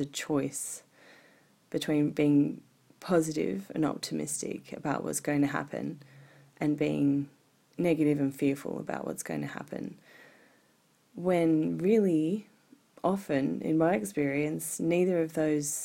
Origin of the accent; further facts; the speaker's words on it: Sydney, New South Wales, Australia; moved away as an adult; also born or lived in Japan / Glastonbury, United Kingdom; now in Blue Mountains, Australia; We're moving away from the Northern Beaches here in Sydney, where I grew up, and I've lived almost all of my life.